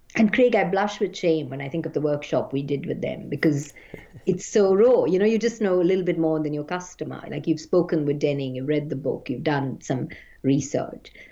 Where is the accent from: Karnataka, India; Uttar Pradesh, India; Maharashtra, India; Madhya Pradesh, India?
Maharashtra, India; Mumbai; my childhood and growing up in Bombay